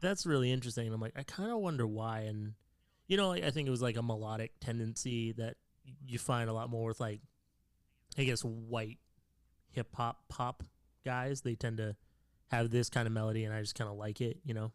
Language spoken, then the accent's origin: English; Canada; I'm Canadian